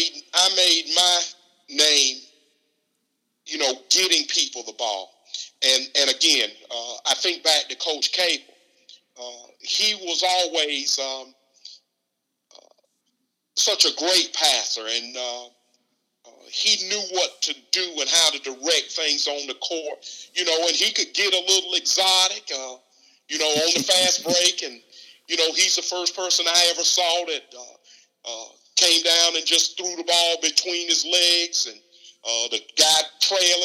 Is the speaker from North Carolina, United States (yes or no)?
yes; Southern Pines, North Carolina, United States; growing up in Southern Pines